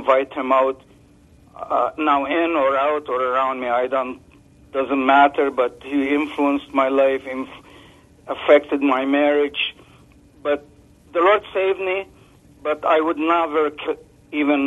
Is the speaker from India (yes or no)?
no; Lebanon; now in Canada; I grew up in Lebanon where my grandpa used to call on spirits